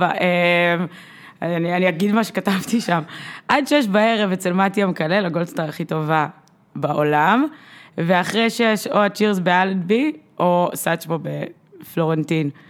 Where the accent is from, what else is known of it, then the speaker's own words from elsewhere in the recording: Russia; אני, אני, אני גם רוסייה ואני יכולה להתמודד עם ה...